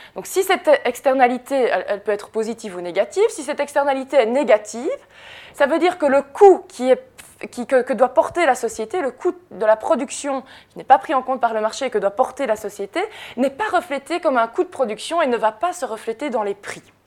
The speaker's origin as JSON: {"language": "French", "town": "Jemeppe-sur-Sambre", "region": "Wallonia", "country": "Belgium", "said": "je viens de Jemep-sur-Sambre, qui est une zone Céveso dans laquelle il y a une usine Solvay"}